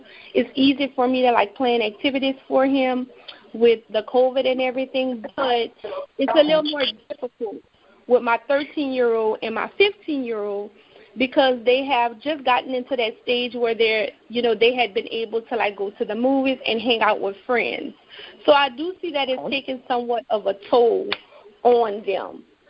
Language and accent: English; New Iberia, Louisiana, United States; I'm from New Iberia, Louisiana